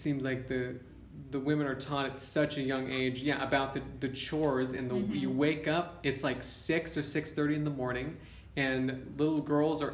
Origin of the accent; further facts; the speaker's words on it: United States; moved away as an adult; now in Uganda; growing up in the States